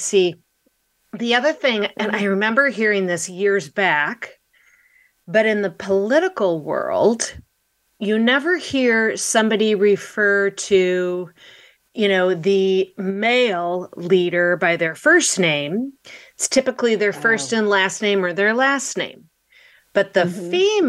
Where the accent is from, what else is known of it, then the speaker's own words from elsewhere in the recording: Midwest, United States; I grew up in the Midwest